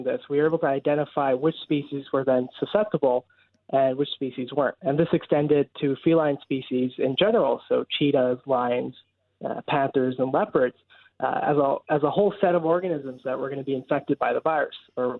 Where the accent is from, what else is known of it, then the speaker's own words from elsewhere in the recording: Brampton, Ontario, Canada; moved away as an adult; now in Halifax, Canada; I'm right from Brampton